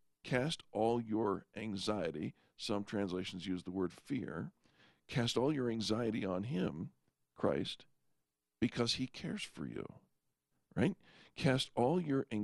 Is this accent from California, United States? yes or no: yes; California, United States; now in Colorado, United States; I grew up in California